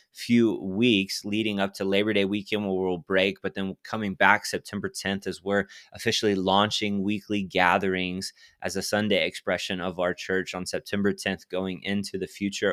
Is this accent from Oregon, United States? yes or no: no; Texas, United States; I'm from Texas